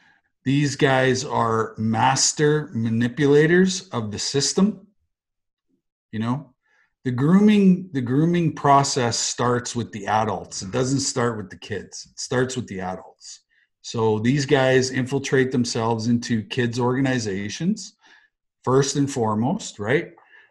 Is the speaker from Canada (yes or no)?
yes; Western Canada, Canada; peace and joy and happiness and love and care and respect and, you know, all those things we learned growing up in Western Canada.